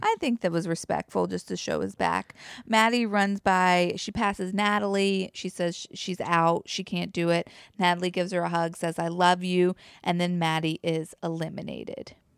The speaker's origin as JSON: {"language": "English", "region": "the South", "country": "United States", "accent": "southern", "said": "as a Southerner"}